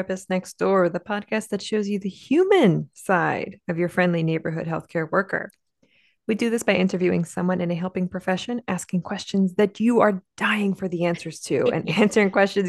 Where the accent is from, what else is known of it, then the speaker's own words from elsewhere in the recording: New Jersey, United States; now in Pennsylvania, United States; I'm an LPC from Pennsylvania, transplant from South Jersey. I'm a cishet white woman.